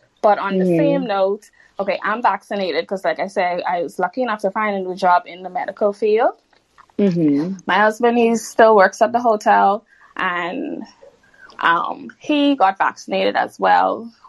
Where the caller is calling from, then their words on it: Bahamas; Sorry, I'm calling in from the Bahamas.